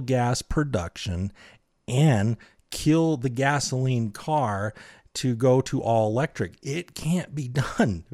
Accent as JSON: {"language": "English", "region": "Utah", "country": "United States", "said": "I am from Utah"}